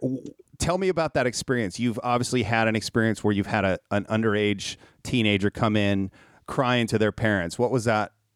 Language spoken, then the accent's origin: English; Minnesota, United States; I was raised in Minnesota